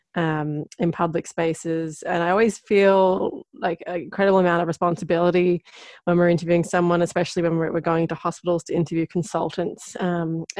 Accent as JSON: {"language": "English", "town": "Toongabbie", "region": "New South Wales", "country": "Australia", "moved": "yes", "lives_now": "Ireland", "said": "I'm from Western Sydney, which is past. I'm from a place called Toongabby"}